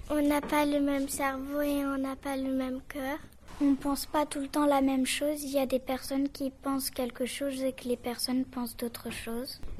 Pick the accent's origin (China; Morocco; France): China; Bah, on est chinois, mais on parle français.